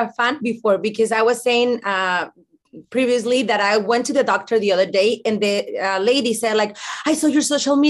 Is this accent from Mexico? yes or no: yes; Mexico; English is a second language; now in United States; I grew up in Mexico, so we didn't have that show